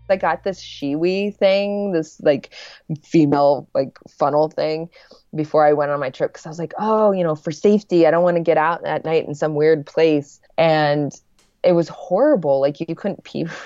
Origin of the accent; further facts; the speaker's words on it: Lincoln, Nebraska, United States; moved away as an adult; also born or lived in Los Angeles; Back in my hometown um, in Lincoln, Nebraska